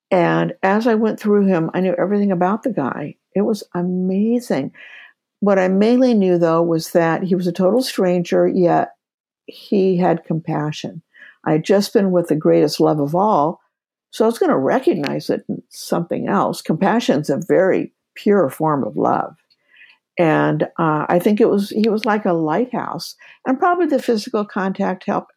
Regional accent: Kansas, United States; moved away as an adult; also born or lived in Seattle, Washington; by background, I'm from Kansas.

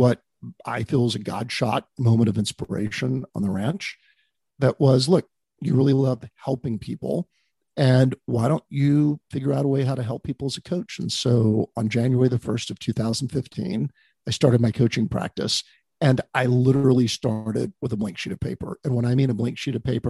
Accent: Texas, United States; moved away as an adult; also born or lived in Dallas / Bay Area; I grew up in Texas.

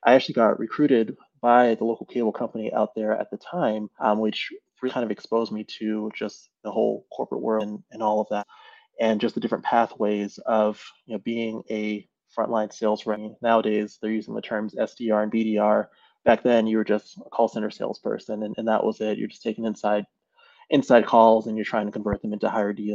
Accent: Cambridge, Massachusetts, United States; I am originally from Massachusetts area. So I grew up in, I guess, Cambridge is my original place that I lived

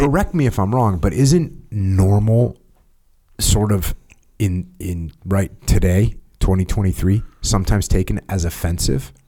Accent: United States; because I'm American, I'm a normal American

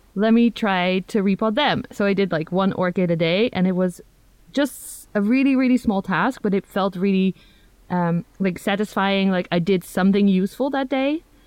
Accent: Netherlands; first language Dutch; English is a second language; also born or lived in United Kingdom; from the Netherlands

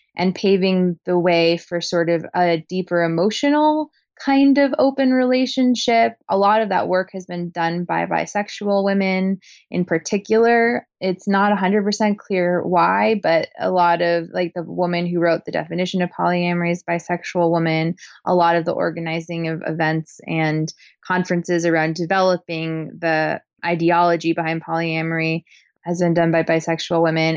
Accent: Portland, Oregon, United States; Portland, Oregon, where I was born and raised

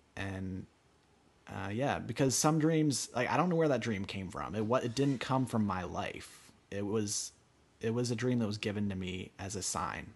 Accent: Pennsylvania, United States; also born or lived in Northern California; now in Pasadena, United States; was actually able to settle for the first time since leaving Pennsylvania

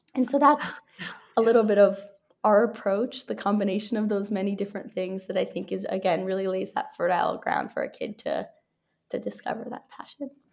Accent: New York City, New York, United States; moved away as an adult; now in San Francisco, United States; I grew up in New York City and my mom's from Canada

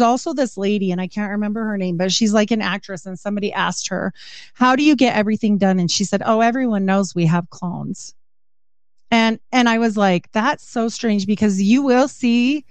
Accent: United States; I'm an American

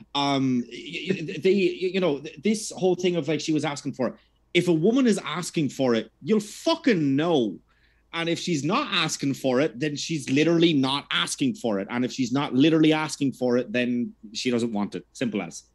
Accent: Ireland; growing up in Ireland

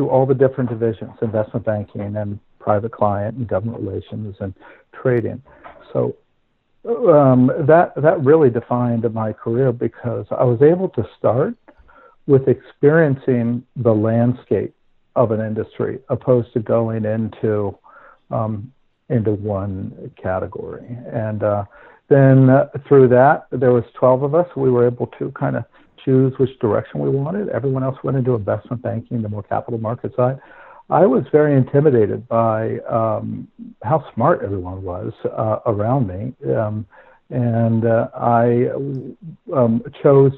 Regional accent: Princeton, New Jersey, United States; moved away as an adult; also born or lived in London / Dubai; the farmhouse that I grew up in Princeton

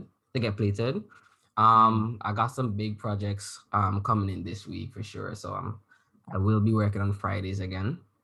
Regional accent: Antigua & Barbuda; now in Canada; I come from Antigua

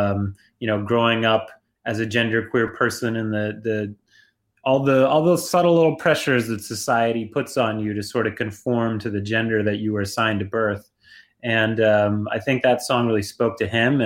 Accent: New York City, New York, United States; moved away as an adult; also born or lived in Brooklyn, New York; now in Ithaca, United States; I grew up in Greenwich Village. I lived in Greenwich Village in Brooklyn my entire life

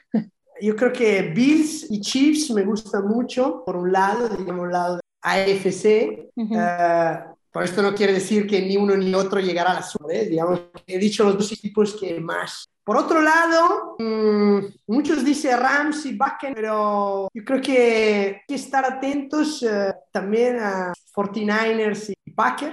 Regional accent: Milan, Lombardy, Italy; moved away; en las condiciones en que yo viví mi infancia en, en, Italia, en Milán

